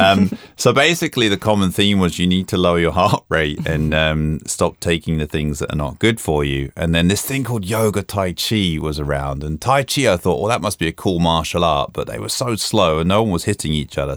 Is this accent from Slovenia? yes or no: no; London, United Kingdom; moved away as an adult; also born or lived in New York, United States; now in Sweden; I grew up in London and spent most of my working life in America.